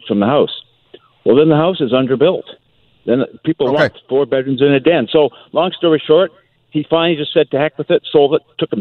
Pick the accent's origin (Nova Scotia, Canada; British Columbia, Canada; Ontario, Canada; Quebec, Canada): British Columbia, Canada; Port Coquitlam; now in Burnaby, Canada; I grew up in Poco and moved there in 65